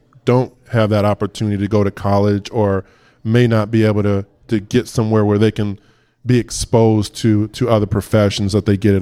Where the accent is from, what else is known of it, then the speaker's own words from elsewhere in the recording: Richmond, California, United States; I myself was an inner city kid. I grew up in Richmond, California